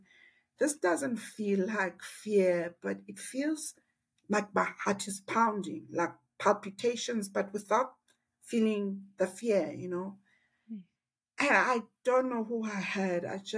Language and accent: English; Alice, Eastern Cape, South Africa; I was born in a little town called Ellis.